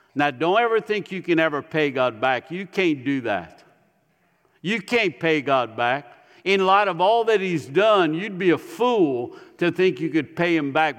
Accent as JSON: {"language": "English", "town": "Ville Platte", "region": "Louisiana", "country": "United States", "tie": "born or raised there", "moved": "as an adult", "lives_now": "Tennessee, United States", "said": "I was raised in Ville Platte."}